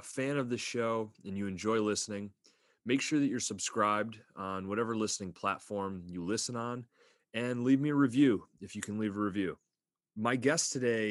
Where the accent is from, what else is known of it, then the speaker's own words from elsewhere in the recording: Pennsylvania, United States; I grew up in Pennsylvania, like on the New York state line, south of Buffalo